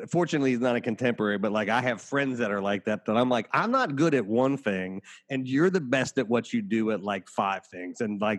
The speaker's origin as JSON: {"language": "English", "region": "Appalachia", "country": "United States", "said": "and I'm from Appalachia, so the music stuff, the banjo stuff, is amazing to me."}